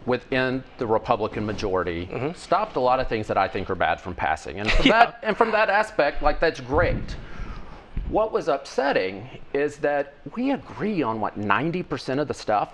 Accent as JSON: {"language": "English", "area": "Pemiscot County", "region": "Missouri", "country": "United States", "tie": "born or raised there", "also_born_or_lived": "Cooter, Missouri", "said": "where I grew up in Pemiscot County"}